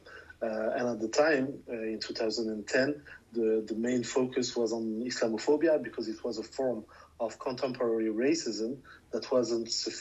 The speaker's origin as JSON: {"language": "English", "country": "France", "tie": "born or raised there", "said": "I'm born and I grew up in France."}